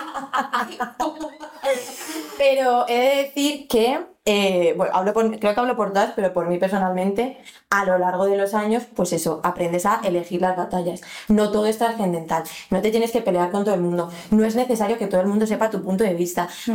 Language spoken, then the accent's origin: Spanish; Alcorcón, Community of Madrid, Spain; nosotras crecimos en Alcorcón